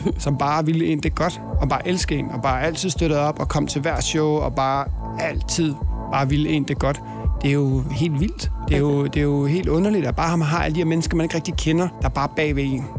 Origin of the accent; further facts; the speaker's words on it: Aarhus, Central Denmark Region, Denmark; also born or lived in Copenhagen, Denmark; now in Los Angeles, United States; jeg er jo fra Aarhus, og jeg elsker Aarhus